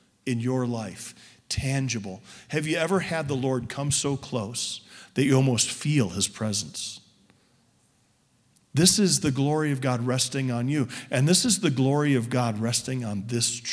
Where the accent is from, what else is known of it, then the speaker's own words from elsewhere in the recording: suburban Chicago, Illinois, United States; I was raised in suburban Chicago in a Baptist church